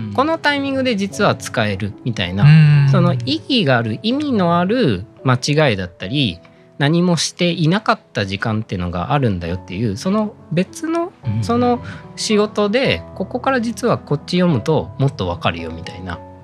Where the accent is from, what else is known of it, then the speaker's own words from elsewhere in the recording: Shimonoseki, Yamaguchi, Japan; moved away; 私自身が山口県出身なんですけど